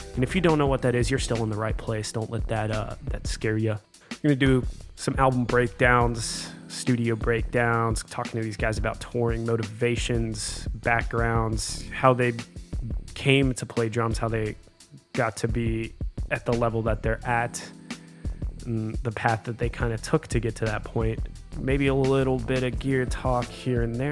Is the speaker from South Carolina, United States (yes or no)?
yes; South Carolina, United States; now in Nashville, United States; I grew up in South Carolina playing drums for local bands